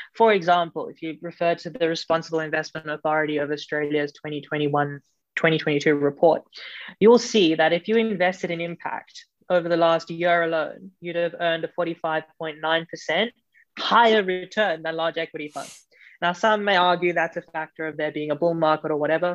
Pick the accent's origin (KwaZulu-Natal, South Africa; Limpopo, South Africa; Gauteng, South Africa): Gauteng, South Africa; Johannesburg; I grew up in South Africa, um, in Johannesburg.